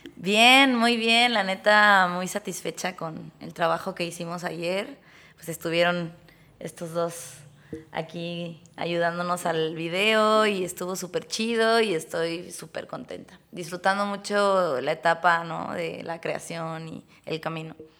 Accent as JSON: {"language": "Spanish", "town": "Tuxtla Gutiérrez", "region": "Chiapas", "country": "Mexico", "moved": "yes", "lives_now": "Mexico City, Mexico", "said": "yo vengo también de Chiapas. Yo soy chiapaneca"}